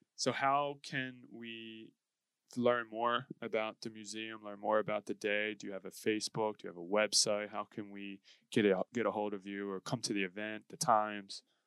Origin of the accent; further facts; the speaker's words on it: Philadelphia, Pennsylvania, United States; growing up in Philadelphia because you learn about the history of William Penn